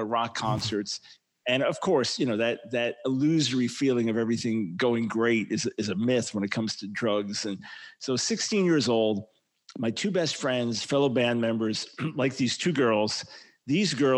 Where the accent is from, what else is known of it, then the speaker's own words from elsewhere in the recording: Long Island, New York, United States; We moved to Long Island when I was about 7 years old